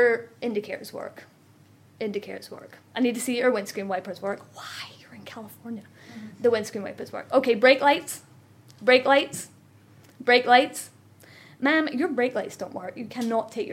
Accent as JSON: {"language": "English", "region": "Scotland", "country": "United Kingdom", "accent": "Scottish", "moved": "as an adult", "said": "I'm Scottish"}